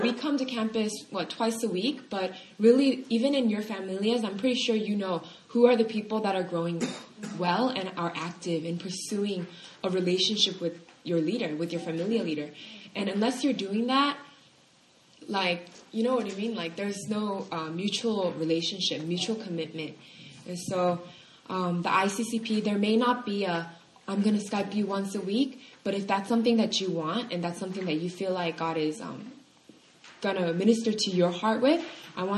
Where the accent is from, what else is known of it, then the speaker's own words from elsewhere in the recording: California, United States; moved away; I'm from California